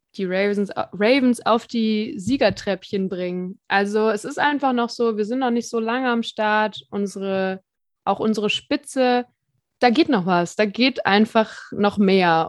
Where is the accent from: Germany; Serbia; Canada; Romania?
Germany; Cologne, North Rhine-Westphalia; Ich als Kölnerin